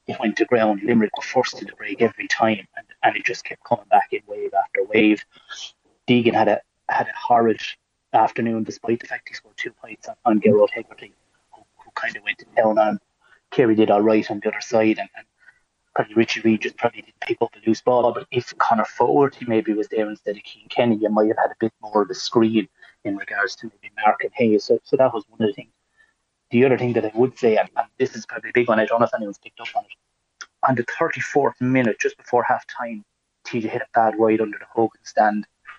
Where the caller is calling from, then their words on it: Spain; I'm in Spain and on at the moment